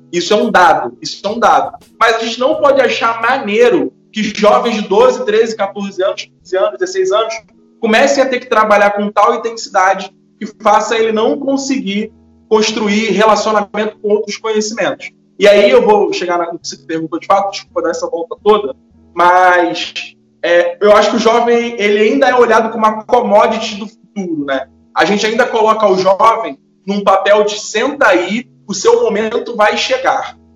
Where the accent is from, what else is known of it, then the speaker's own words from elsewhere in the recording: Brazil; Eu nasci no Mutuapira